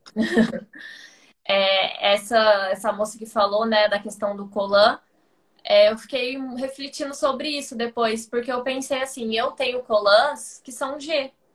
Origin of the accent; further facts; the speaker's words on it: Ribeirão Preto, São Paulo, Brazil; moved away as an adult; now in São Paulo, Brazil; eu sou do interior de São Paulo, de Ribeirão Preto, mas hoje eu moro em São Paulo faz